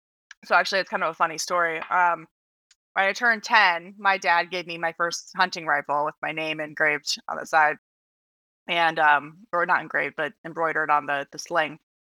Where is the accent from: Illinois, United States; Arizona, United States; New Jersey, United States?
Arizona, United States; Flagstaff; now in Washington, D.C., United States; In Flagstaff, Arizona.